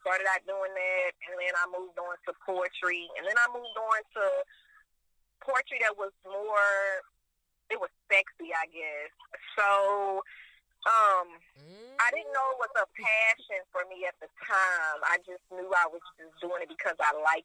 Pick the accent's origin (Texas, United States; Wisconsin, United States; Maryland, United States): Texas, United States; Houston; I am from Houston, Texas, aka H-Town.